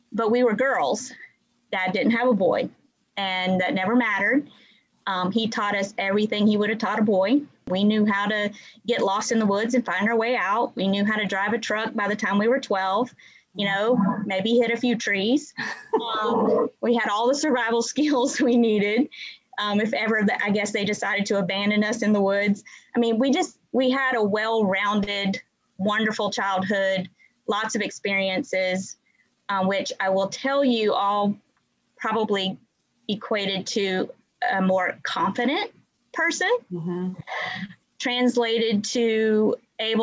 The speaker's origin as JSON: {"language": "English", "town": "Warner Robins", "region": "Georgia", "country": "United States", "tie": "born or raised there", "also_born_or_lived": "Marietta, Georgia", "said": "I grew up in Warner Robins, Georgia."}